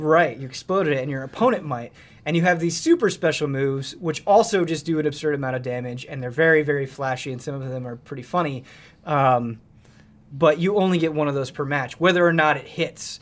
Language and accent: English; Midwest, United States; growing up in the Mid- Midwest